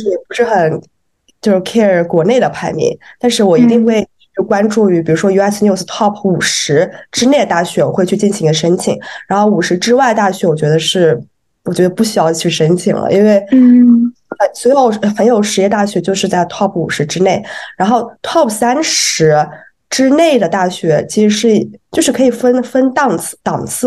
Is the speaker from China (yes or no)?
yes; China; 我们中国人